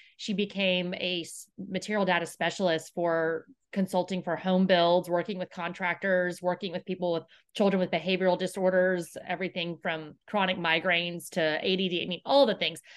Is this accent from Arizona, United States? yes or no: no; Houston, Texas, United States; I grew up here in Houston